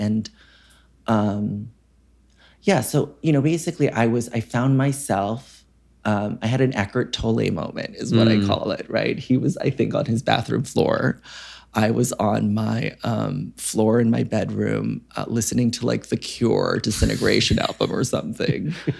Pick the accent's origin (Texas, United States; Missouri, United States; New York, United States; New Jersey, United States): New Jersey, United States; West Orange; I grew up in Northern New Jersey in West Orange.